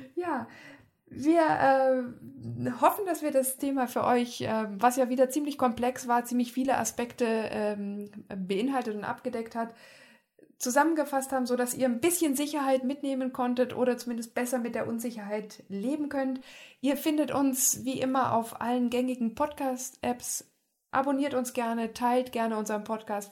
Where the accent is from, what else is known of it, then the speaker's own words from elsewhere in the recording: Bavaria, Germany; now in Baden-Württemberg, Germany; als Bayerin